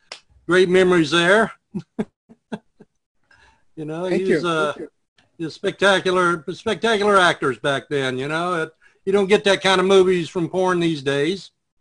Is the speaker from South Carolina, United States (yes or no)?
no; Fort Lauderdale, Florida, United States; Fort Lauderdale.